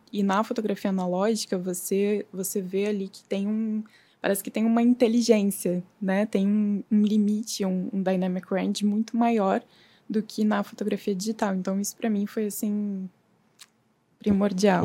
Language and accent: Portuguese; Novo Hamburgo, Rio Grande do Sul, Brazil; moved away as an adult; now in Rio de Janeiro, Brazil; eu sou gaúcha, eu nasci em Novo Hamburgo